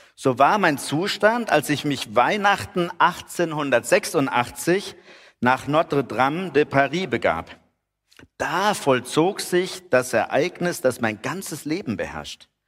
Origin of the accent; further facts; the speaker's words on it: Heidenheim an der Brenz, Baden-Württemberg, Germany; Man hier als Heidenheimer, wir kennen uns ja mit Nebel aus